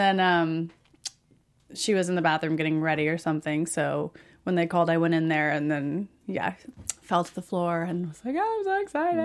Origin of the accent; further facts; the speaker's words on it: Springfield, Oregon, United States; moved away as an adult; also born or lived in Portland, Oregon; now in Los Angeles, United States; I moved from Springfield, where I grew up, to Portland when I graduated, and then from Portland to L A when I was nineteen.